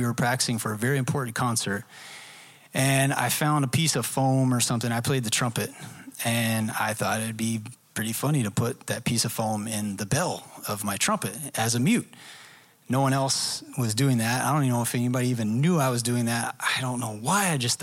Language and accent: English; Dallas, Texas, United States; I'm from the Dallas area